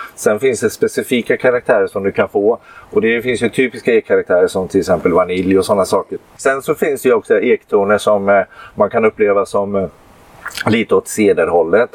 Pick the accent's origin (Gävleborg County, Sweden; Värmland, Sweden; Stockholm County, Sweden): Gävleborg County, Sweden; Gävle; also born or lived in Halmstad; now in Varberg, Sweden; jag kommer egentligen från Gävle och bor i Varberg